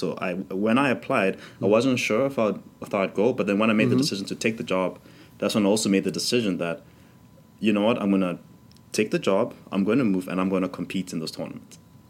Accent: South Africa; moved away as an adult; now in Amsterdam, Netherlands; I'm from South Africa.

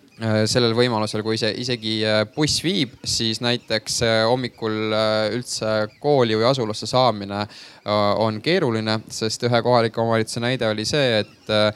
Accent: Haapsalu, Lääne County, Estonia; moved away as an adult; now in Tallinn, Estonia; mina ise näiteks olen pärit äh, Haapsalust

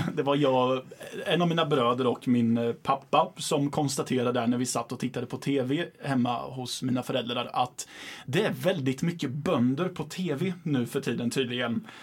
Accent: Ydre, Östergötland, Sweden; det är folk ifrån min hemort som tittar på det också. Och jag menar, vill de besöka och se hur det är på en bondgård så kan de åka ut några mil och mm. säga hej till bonden de förmodligen känner för att alla känner alla i lilla Ydre

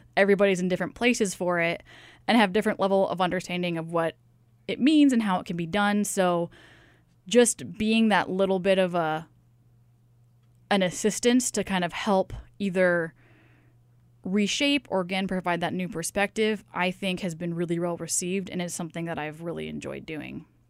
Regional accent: Tacoma, Washington, United States; moved away as an adult; also born or lived in Seattle, Washington; now in Sitka, United States; I grew up in the Seattle area, actually probably closer to Tacoma in reality

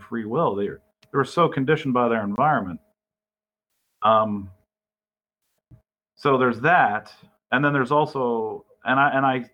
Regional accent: Burlington, Vermont, United States; I grew up in the Burlington area.

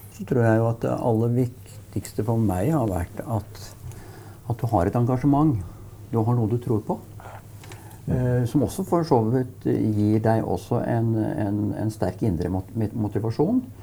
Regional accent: Brumunddal, Innlandet, Norway; fordi jeg er fra Brumunddal

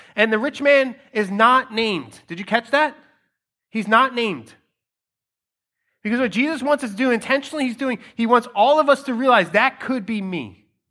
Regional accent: Philadelphia, Pennsylvania, United States; I have been born and raised in Philadelphia. That's I'm a Philadelphian, I'm a Philly kid.

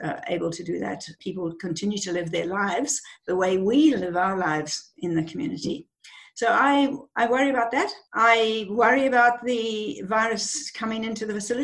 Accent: Zimbabwe; moved away as an adult; now in Australia; I grew up in Zimbabwe. In Rhodesia at the time, through the Civil War

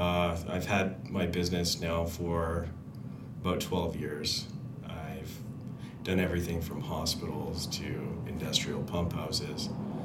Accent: Abbotsford, British Columbia, Canada; now in Kamloops, Canada; I'm actually from Abbotsford.

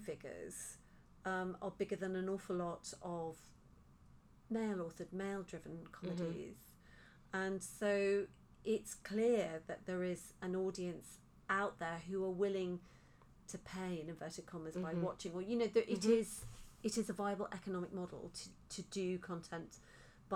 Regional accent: Liverpool, North West England, United Kingdom; also born or lived in Lake District; I was born in Liverpool. I lived in Liverpool till I was 11, and then my parents, you know, dragged me to the Lake District

